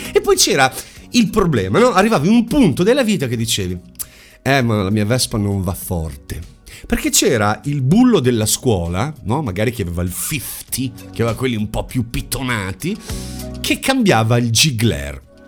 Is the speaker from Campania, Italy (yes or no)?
no; Bologna, Emilia-Romagna, Italy; sono di Bologna